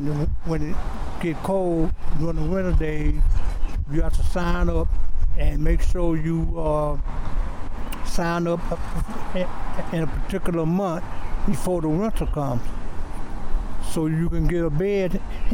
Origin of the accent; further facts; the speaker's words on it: Miami, Florida, United States; moved away as an adult; now in Atlanta, United States; Well, I was living in Miami. I'm from Miami, Florida. And I decided to come to Georgia looking for work.